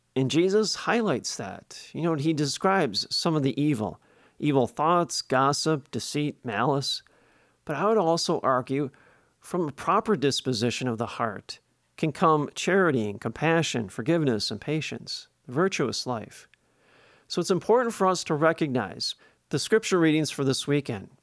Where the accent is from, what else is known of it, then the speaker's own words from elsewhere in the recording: Milwaukee, Wisconsin, United States; When I was growing up in Milwaukee as a kid, in the neighborhood